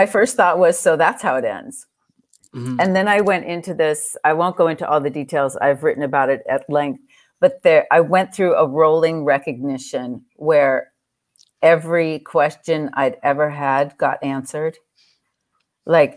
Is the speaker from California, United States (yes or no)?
yes; Southern California, United States; I grew up in Southern California